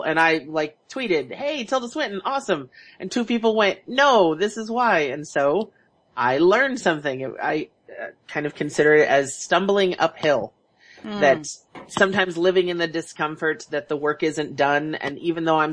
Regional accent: Houston, Texas, United States; now in Seattle, United States; growing up in Houston, where it was a melting pot.

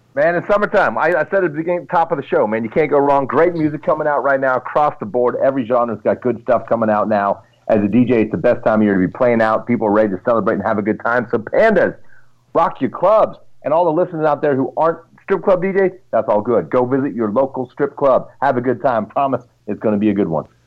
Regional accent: Pittsburgh, Pennsylvania, United States; my hometown

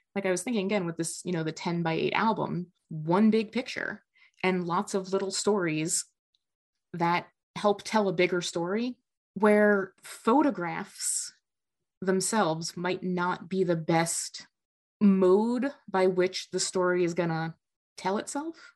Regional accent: New Jersey, United States; now in Midwest, United States; I grew up in North Jersey

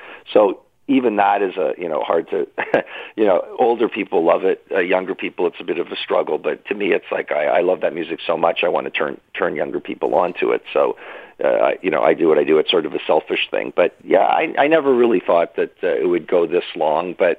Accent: Toronto, Ontario, Canada; I grew up in Toronto

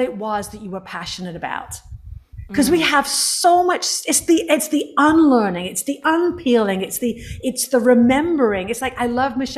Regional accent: England, United Kingdom; I'm from England

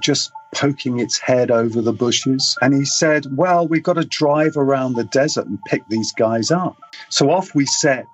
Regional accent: England, United Kingdom; I'm British

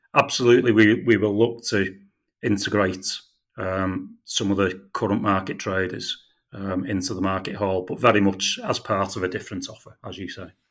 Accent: St Helens, North West England, United Kingdom; I'm from St Helens myself, I was brought up

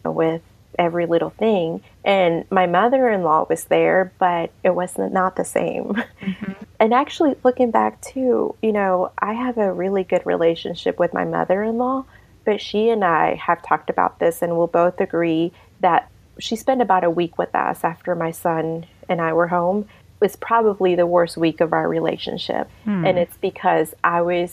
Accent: Mexico; also born or lived in Savannah, Georgia; now in Lincoln, United States; I'm from Mexico. That's where I'm from originally

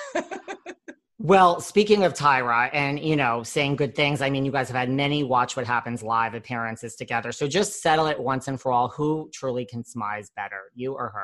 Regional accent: New York, United States; I am a New Yorker

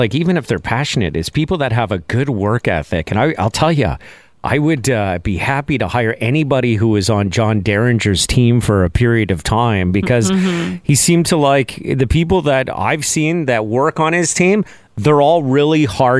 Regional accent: Montreal, Quebec, Canada; moved away as an adult; also born or lived in Regina, Saskatchewan; Because he knew I was this guy from Montreal working in Saskatchewan. I just moved to Regina.

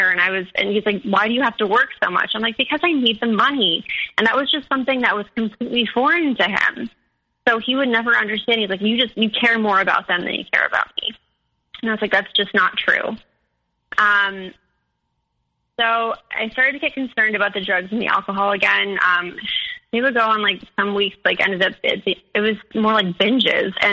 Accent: Midwest, United States; And so like I'm from the Midwest, like we you know, like that that kind of spirituality just isn't like really in our culture.

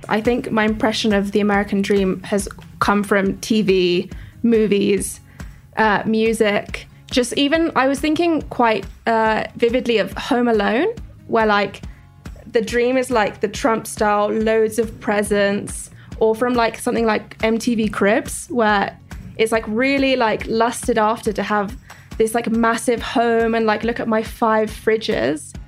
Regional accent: Sweden; I'm from Sweden

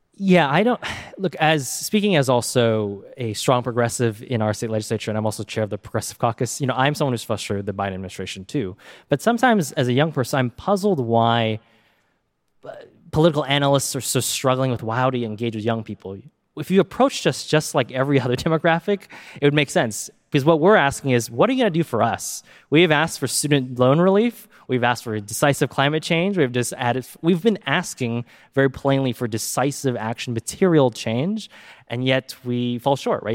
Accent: Silicon Valley, California, United States; I grew up here in Silicon Valley

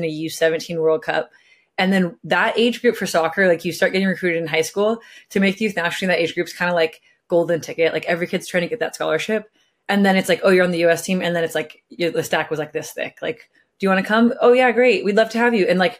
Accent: Costa Mesa, California, United States; I grew up in California

